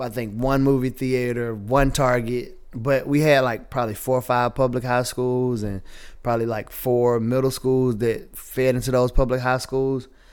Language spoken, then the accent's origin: English; the South, United States; accent: Southern; Born and raised in the South